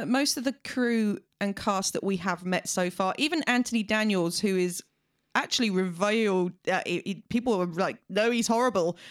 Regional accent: United Kingdom

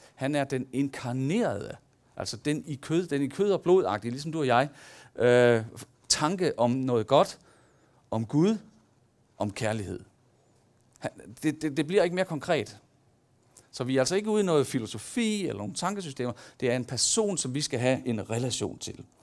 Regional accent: Denmark; der ligger i os som mennesker, og som danskere

